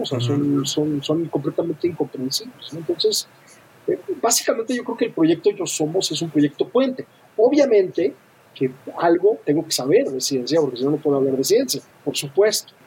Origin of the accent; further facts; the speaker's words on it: Mexico City, Mexico; also born or lived in Europe; soy de la Ciudad de México, muy, muy enamorado de la Ciudad de México, he vivido también un buen rato en Europa